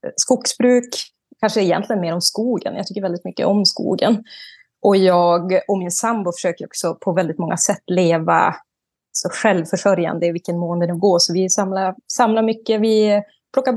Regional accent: Vilhelmina, Västerbotten County, Sweden; moved away as an adult; now in Arjeplog, Sweden; Där jag är uppvuxen är i Vilhelmina norra sameby. Men nu så bor jag uppe i Loktamava sameby i Seidegava utanför Arjeplog.

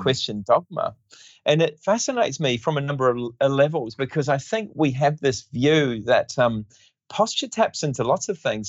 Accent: New Zealand; moved away as an adult; also born or lived in Western Australia; now in Perth, Australia; I grew up in New Zealand and um, I did my basic training in physiotherapy in New Zealand

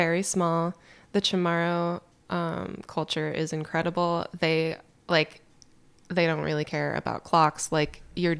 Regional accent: Charleston, South Carolina, United States; born there; I was born in Charleston, South Carolina. I don't remember it. We moved to...

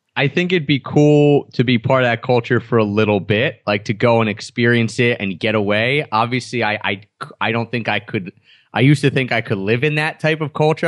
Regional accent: suburbs of Philadelphia, Pennsylvania, United States; the area that I grew up on, the East Coast and the suburbs of Philadelphia.

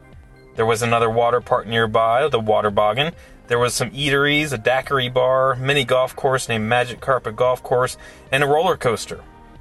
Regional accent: Lexington, Kentucky, United States; now in Okaloosa County, United States; I lived near a large public park in my hometown of Lexington, Kentucky.

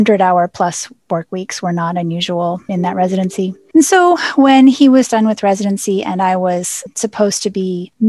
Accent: central Pennsylvania, United States; moved away as an adult; also born or lived in St. Louis; now in Baltimore, United States; I grew up in Pennsylvania, in central Pennsylvania, which was the home of Penn State

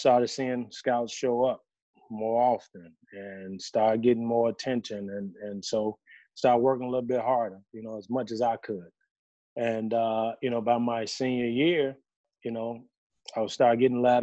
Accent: Chicago, Illinois, United States; born or raised there

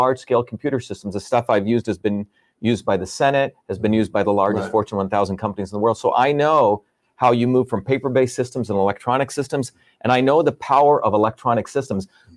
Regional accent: India; now in Massachusetts, United States; I grew up in India and third world countries.

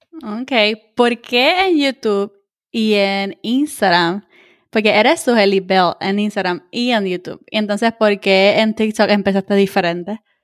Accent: Puerto Rico; now in United States; puertorriqueño sí habla tirado, tú sabes, como que nosotros somos el, slang de, Latinoamérica, nosotros somos los que hablamos tiradito

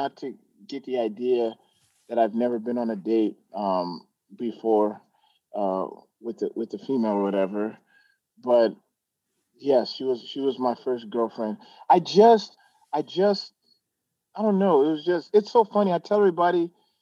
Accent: Glendale, Arizona, United States; also born or lived in New Jersey / Nebraska; I grew up in Glendale, Arizona. My parents are from Nigeria, so I'm 100% Nigerian.

